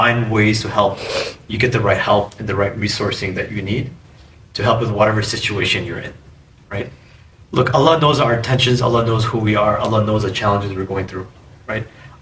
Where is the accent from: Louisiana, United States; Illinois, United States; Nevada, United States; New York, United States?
Illinois, United States; Chicago; I was born and raised in Chicago